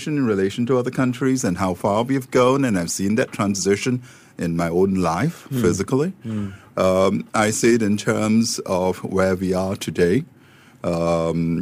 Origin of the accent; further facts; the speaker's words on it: Singapore; being Singaporean